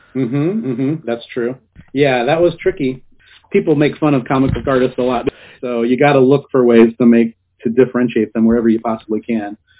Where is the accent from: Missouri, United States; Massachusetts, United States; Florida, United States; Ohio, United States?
Ohio, United States; moved away as an adult; now in California, United States; I grew up in Ohio and uh, I went to college in Ohio and I was living there for a long time. And then uh, I couldn't find any work as an artist there, so I moved to California